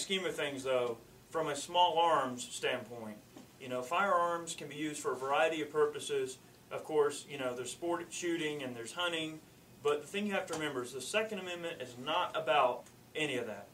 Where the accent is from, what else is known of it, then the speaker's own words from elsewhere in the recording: United States; being American and our heritage and where we come from